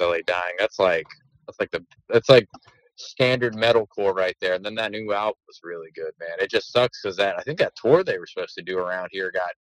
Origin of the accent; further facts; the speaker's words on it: Southern Maryland, United States; I'm from Southern Maryland. Our speech impediments and our vocabulary are very limited here.